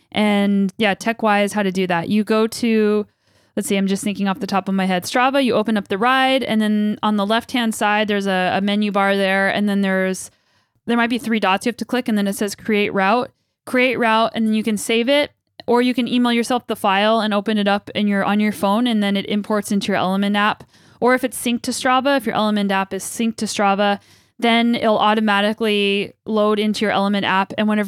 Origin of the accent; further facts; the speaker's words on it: United States; now in Canada; I'm an American in Canada. And apparently I'm talking more like a Canadian these days, which is, I guess, to be expected.